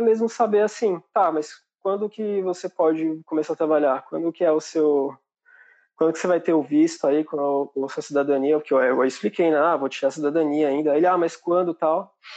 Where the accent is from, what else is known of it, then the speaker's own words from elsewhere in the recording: São Bernardo do Campo, São Paulo, Brazil; moved away as an adult; now in Ireland; Eu sou de São Bernardo